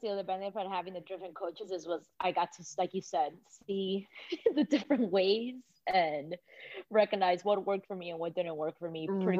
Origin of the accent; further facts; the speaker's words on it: Miami, Florida, United States; now in Atlanta, United States; growing up in Miami